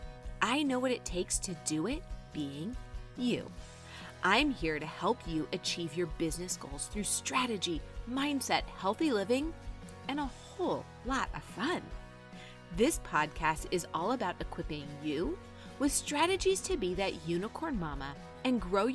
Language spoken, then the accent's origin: English; Wisconsin, United States; also born or lived in New York / Chicago; I grew up in Wisconsin and I live here now